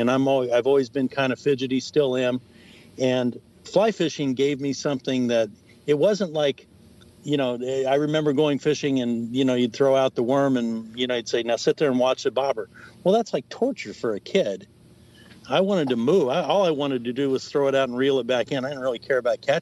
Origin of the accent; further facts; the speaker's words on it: Indianapolis, Indiana, United States; moved away as an adult; also born or lived in Wisconsin; now in Florida, United States; I'm a Hoosier. I grew up in Indianapolis, Indiana